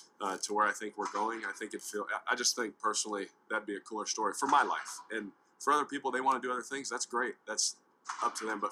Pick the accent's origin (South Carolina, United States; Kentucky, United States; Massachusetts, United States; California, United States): California, United States; Fresno; I'm from Fresno, California, you know, born in Fresno